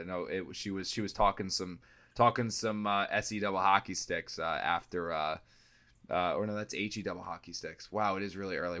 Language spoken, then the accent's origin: English; New Jersey, United States; moved away; I'm from South Jersey, so I went back home to South Jersey.